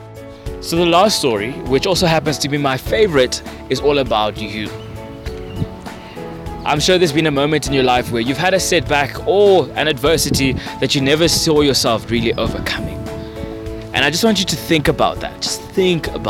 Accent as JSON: {"language": "English", "town": "Vereeniging", "region": "Gauteng", "country": "South Africa", "tie": "born or raised there", "said": "in the streets of Vereeniging, my hometown"}